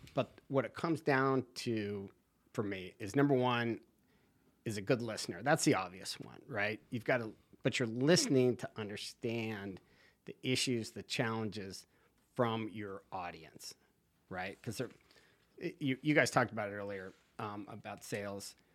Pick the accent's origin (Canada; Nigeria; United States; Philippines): United States; Santa Barbara, California; moved away as an adult; now in Wrightsville Beach, United States; I am originally from California. Santa Barbara. I grew up on the beach, Rincon Point